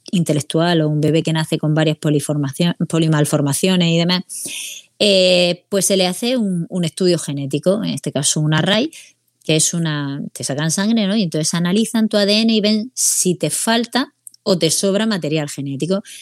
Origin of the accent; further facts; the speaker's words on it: Region of Murcia, Spain; que somos de Murcia, ¿no?